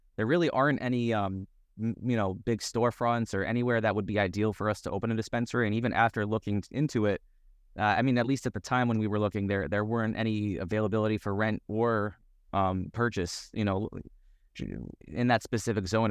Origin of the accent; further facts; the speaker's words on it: Yonkers, New York, United States; moved away as an adult; also born or lived in Seattle; I'm born and raised in New York in Yonkers